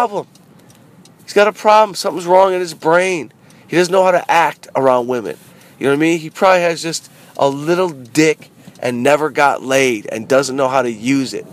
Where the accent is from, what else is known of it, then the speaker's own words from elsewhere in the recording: Southfield, Michigan, United States; moved away; I'm from Southfield, Michigan